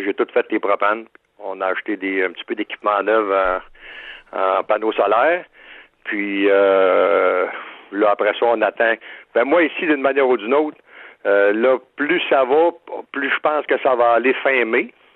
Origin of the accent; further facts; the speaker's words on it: Shawinigan, Quebec, Canada; je viens de Shawinigan-Sud